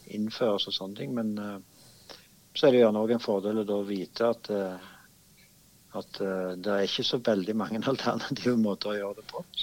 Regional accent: Stavanger, Rogaland, Norway; Det ene at jeg eh, får mulighet til å bo hjemme i Stavanger

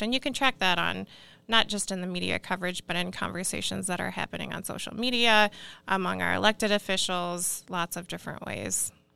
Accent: Iowa, United States; moved away; I'm actually originally from Iowa

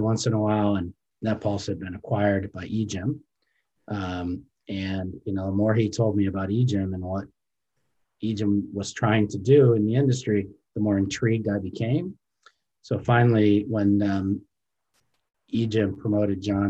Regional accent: Cleveland, Ohio, United States; So I grew up in Ohio, in the Cleveland area.

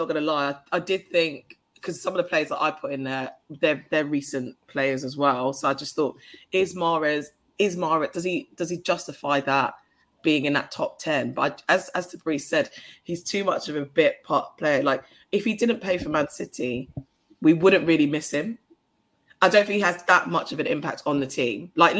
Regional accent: Ghana; You know, me being Ghanaian, everyone's going to naturally assume that.

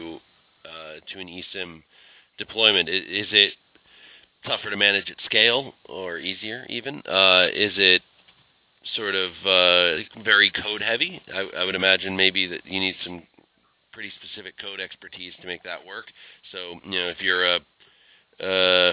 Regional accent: United States; I'm American

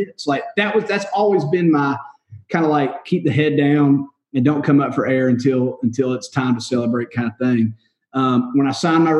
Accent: Warner Robins, Georgia, United States; moved away as an adult; now in Nashville, United States; I was in my hometown. I was in Warner Robins

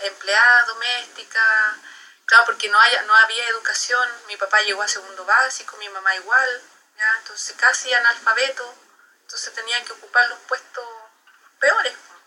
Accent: Santiago, Santiago Metropolitan Region, Chile; moved away as an adult; now in Temuco, Chile; nací en Santiago y vivo en Temuco hace más de 11 años

